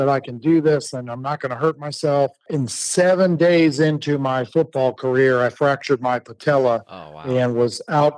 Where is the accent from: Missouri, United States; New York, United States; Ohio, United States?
Ohio, United States; Akron; now in Oklahoma City, United States; I grew up in Northeast Ohio